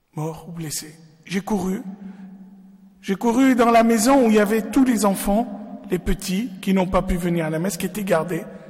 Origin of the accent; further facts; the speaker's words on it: Lebanon; moved away; je suis né au Liban